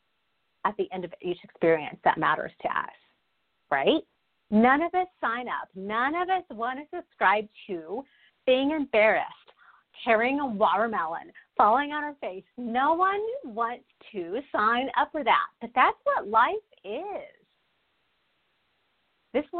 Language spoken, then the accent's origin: English; Texas, United States; a fellow Texan.